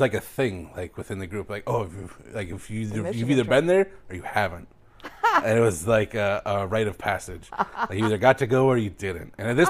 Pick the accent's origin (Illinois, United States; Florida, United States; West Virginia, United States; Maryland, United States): Illinois, United States; Oswego; I grew up in Fox Chase literally right next door.